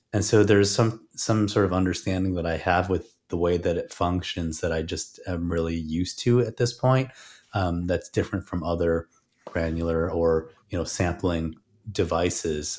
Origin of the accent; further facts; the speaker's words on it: Chicago, Illinois, United States; I grew up in Chicago and had, uh, played in a lot of bands in Chicago as well